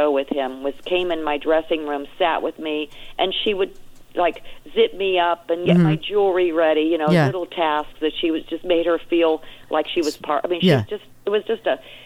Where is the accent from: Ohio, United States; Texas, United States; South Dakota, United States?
Ohio, United States; Steubenville; moved away as an adult; also born or lived in New York / Las Vegas; I was actually born in Steubenville, Ohio